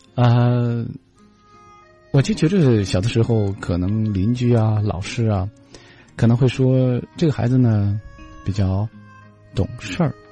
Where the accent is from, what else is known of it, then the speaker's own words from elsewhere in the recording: Xinjiang, China; moved away; 我在我的家乡能够看到，呃，天山